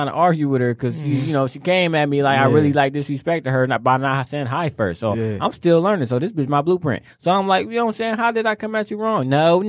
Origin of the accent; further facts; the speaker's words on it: Detroit, Michigan, United States; I'm from Detroit